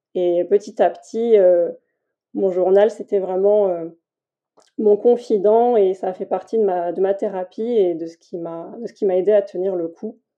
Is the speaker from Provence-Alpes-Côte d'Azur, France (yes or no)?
no; Tours, Centre-Val de Loire, France; now in Toulouse, France; j'habite à Toulouse et je suis originaire de Tours